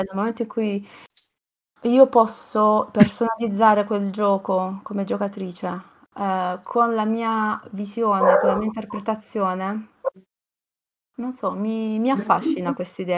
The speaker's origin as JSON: {"language": "Italian", "town": "Vieste", "region": "Apulia", "country": "Italy", "said": "io sono di Vieste, quindi eh, comunque una città eh, sul mare"}